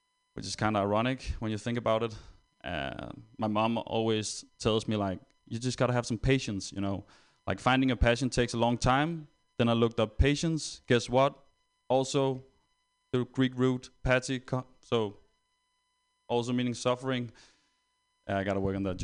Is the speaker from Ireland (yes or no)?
no; Denmark; I'm actually not German, I'm Danish